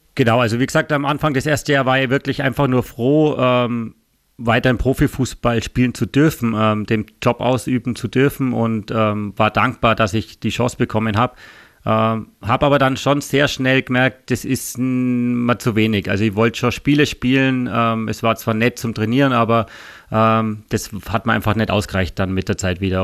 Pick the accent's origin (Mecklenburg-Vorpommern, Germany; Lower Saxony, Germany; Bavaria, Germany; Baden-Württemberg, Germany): Bavaria, Germany; village near Augsburg; moved away as an adult; also born or lived in Ried, Austria / Linz, Austria; now in Austria; wir sind, wie gesagt, auf dem Dorf aufgewachsen. Ähm, da gab es in der Nähe nur den FC Augsburg